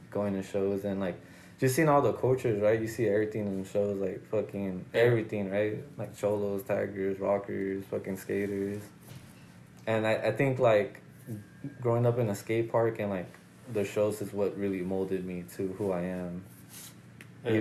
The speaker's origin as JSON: {"language": "English", "area": "Roosevelt Park", "region": "California", "country": "United States", "tie": "born or raised there", "said": "I grew up in Roosevelt Park"}